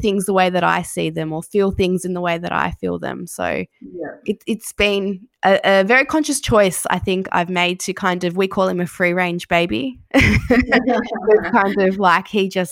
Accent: Sydney, New South Wales, Australia; moved away as an adult; now in Geelong, Australia; I'm from Sydney. I don't have family here.

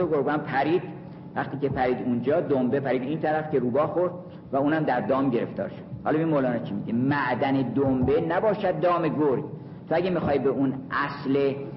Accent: Kurdistan, Iran; کرد هستم

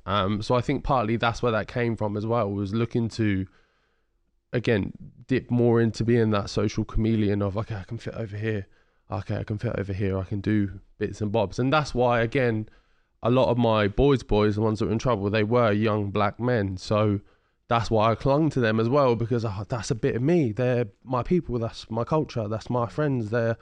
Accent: Ipswich, East of England, United Kingdom; And I'm from Ipswich, which is a predominantly white area.

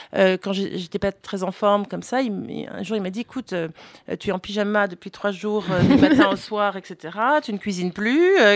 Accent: Florida, United States; now in France; j'ai grandi alors en Floride

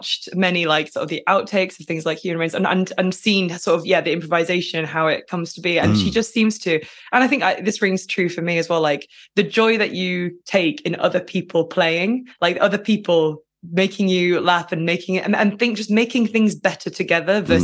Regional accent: Lancashire, North West England, United Kingdom; Lancashire cheese, that's obviously from my hometown

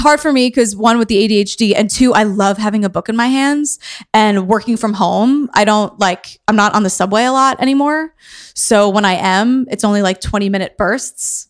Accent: New York City, New York, United States; I am from Queens

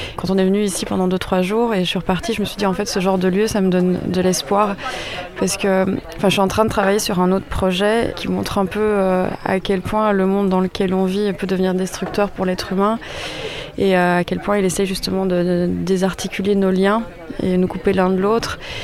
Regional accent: Belgium; je suis belge

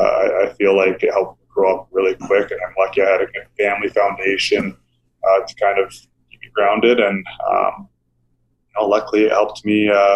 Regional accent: Mississauga, Ontario, Canada; moved away as an adult; now in Calgary, Canada; I was in Toronto, which is where I grew up in Mississauga.

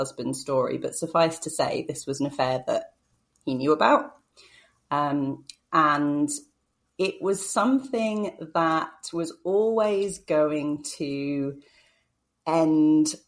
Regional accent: about an hour north of London, East of England, United Kingdom; now in Manchester, United Kingdom; I grew up in the south of England, so about an hour north of London.

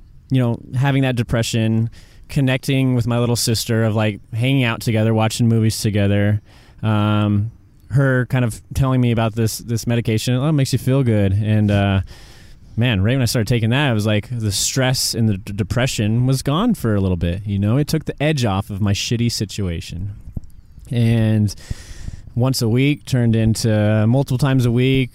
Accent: Montana, United States; moved away as an adult; also born or lived in Venice Beach, California; I was born and raised in Montana

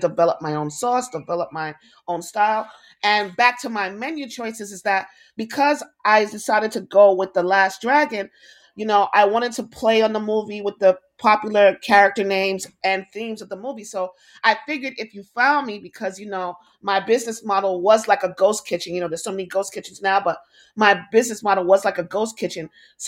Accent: New York, United States; I am the staple foods that we grew up here in New York, the hot dog stand.

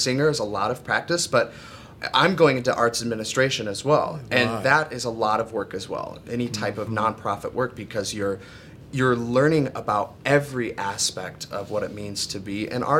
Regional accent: Mattawan, Michigan, United States; I grew up in Mattawan, Michigan. It's about 20 minutes outside of Kalamazoo on a 30-acre vineyard

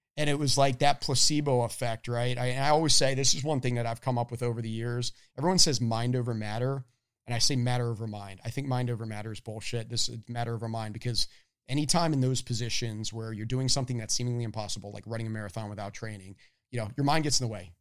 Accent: Annapolis, Maryland, United States; moved away as an adult; also born or lived in Boston; I grew up in Annapolis, Maryland.

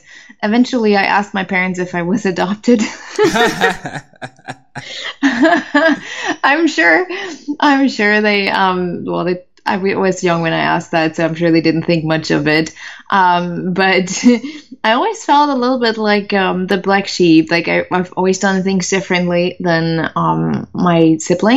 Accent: Germany; English is a second language; moved away as an adult; also born or lived in United States; I'm originally from Germany, so English wasn't my favorite language at all.

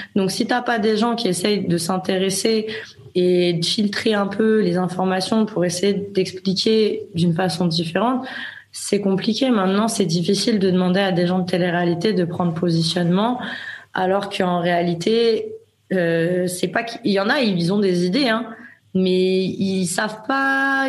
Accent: France; moved away as an adult; now in Spain; je suis française

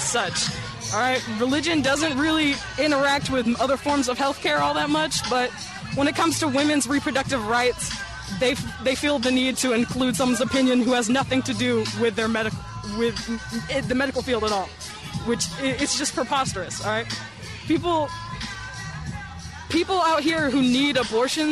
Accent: Jackson, Mississippi, United States; I'm from Jackson originally

